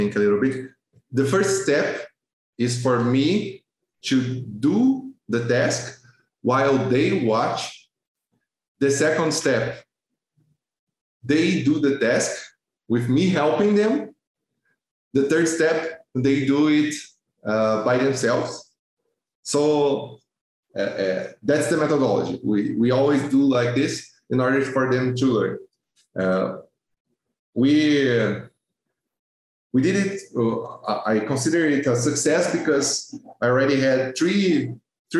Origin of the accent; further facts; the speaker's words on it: Brazil; English is a second language; I'm from Brazil.